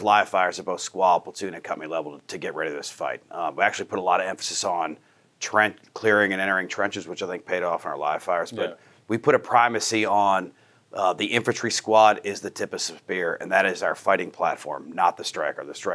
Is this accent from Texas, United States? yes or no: no; Pennsylvania, United States; moved away as an adult; I'm born and raised in Pennsylvania, but Army career